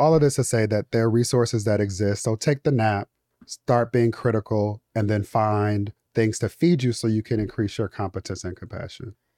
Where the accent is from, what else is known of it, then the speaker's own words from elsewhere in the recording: Inglewood, California, United States; I'm from Inglewood, California